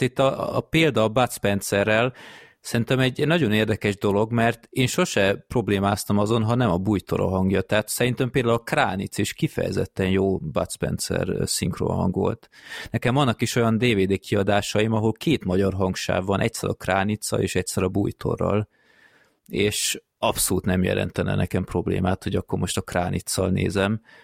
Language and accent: Hungarian; Hungary